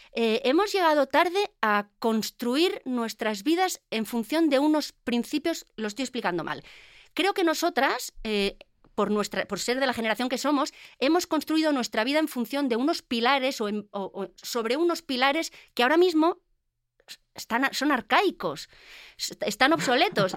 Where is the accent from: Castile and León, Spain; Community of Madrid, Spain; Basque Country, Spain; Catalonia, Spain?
Basque Country, Spain; como buena vasca